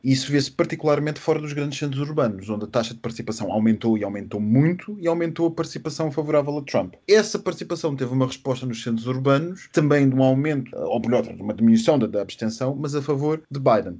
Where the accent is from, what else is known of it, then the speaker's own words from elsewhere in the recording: Switzerland; Eu sou suíço e estou a falar-vos a partir de Zurique